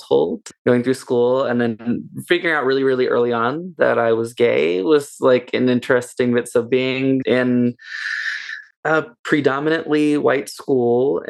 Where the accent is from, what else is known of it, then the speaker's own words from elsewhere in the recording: Dublin, California, United States; also born or lived in Oakland, California; when we were very young, she moved us to Dublin, California. We moved to the Tri-Valley